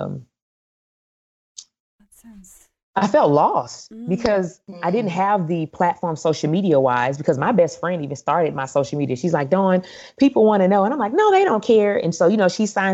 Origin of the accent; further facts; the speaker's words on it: East St. Louis, Illinois, United States; I'm from East St. Louis, Illinois, where we call ourselves a city of champions